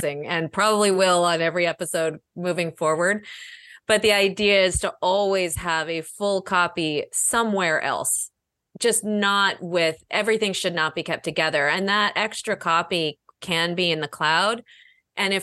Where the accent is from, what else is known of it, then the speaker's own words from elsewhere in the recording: Northeast, United States; now in Chicago, United States; I grew up in the Northeast where humidity is a huge issue